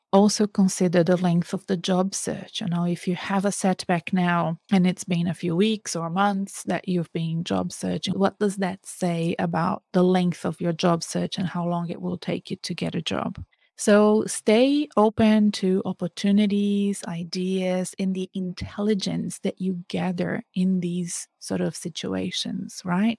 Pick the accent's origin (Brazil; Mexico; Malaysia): Brazil; moved away; my home country, in Brazil